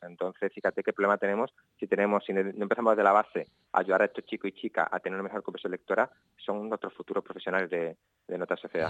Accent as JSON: {"language": "Spanish", "town": "Cádiz", "region": "Andalusia", "country": "Spain", "said": "soy un gaditano un poco atípico"}